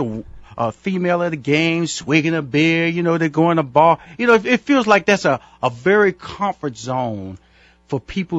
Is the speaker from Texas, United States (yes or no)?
yes; Houston, Texas, United States; Now, I'm from Houston, Texas, and I know in Houston, Texas, craft brewing is huge.